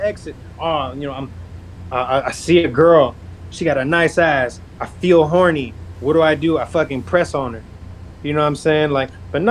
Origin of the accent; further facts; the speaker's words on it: North Las Vegas, Nevada, United States; I grew up in Northtown, Las Vegas